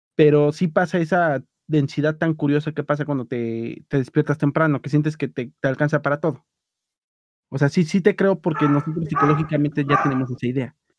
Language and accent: Spanish; Mexico City, Mexico; como buen defeño, que soy